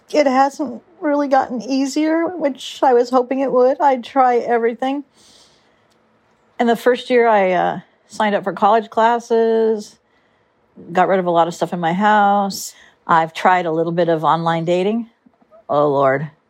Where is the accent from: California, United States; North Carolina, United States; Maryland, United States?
California, United States; Huntington Beach; I'm from Huntington Beach, California, and I'm lonely.